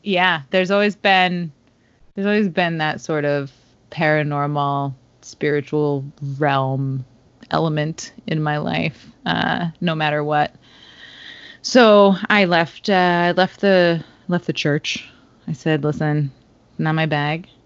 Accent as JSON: {"language": "English", "town": "Stamford", "region": "Connecticut", "country": "United States", "tie": "born or raised there", "also_born_or_lived": "Rhode Island / New York City", "moved": "as an adult", "said": "I grew up in Stamford, Connecticut, and lived for a long time in Rhode Island and New York City"}